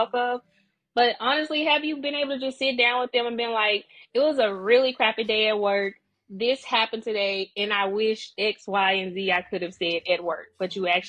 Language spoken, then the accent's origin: English; Natchez, Mississippi, United States; moved away; Mississippi. Small town Mississippi. Natchez.